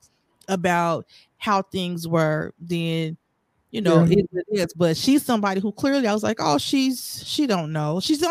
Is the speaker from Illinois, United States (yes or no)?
yes; Chicago, Illinois, United States; I was born in Chicago. And that's where I learned how to talk